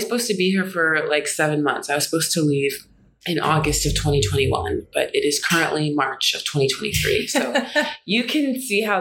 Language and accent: English; Charlottesville, Virginia, United States; moved away as an adult; now in Abidjan, Ivory Coast; I'd grown up in Charlottesville my whole life, born and raised there, Charlottesville, Virginia